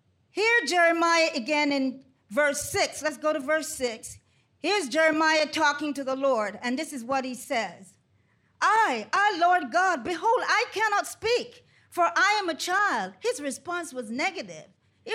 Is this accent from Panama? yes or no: yes; Panama Canal Zone, Panama; Growing up in Panama Canal Zone, coming from a large family, it was four boys and four girls.